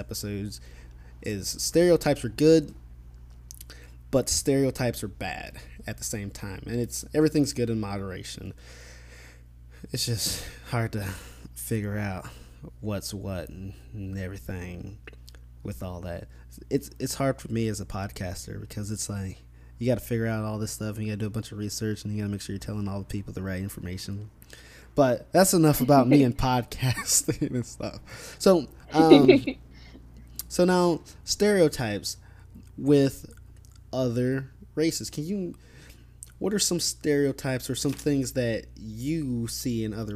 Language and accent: English; Midwest, United States; I'm from the Midwest